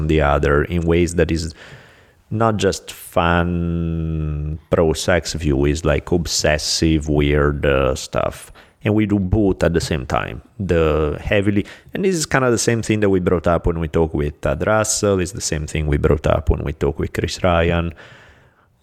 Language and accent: English; Italy; moved away; I'm from Italy.